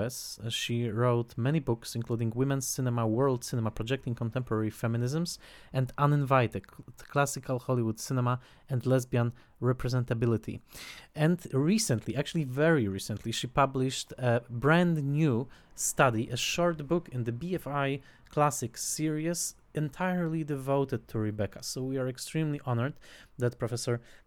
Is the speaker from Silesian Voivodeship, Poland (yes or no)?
yes; Tarnowskie Góry, Silesian Voivodeship, Poland; English is a second language; near my hometown, Notranskie Góry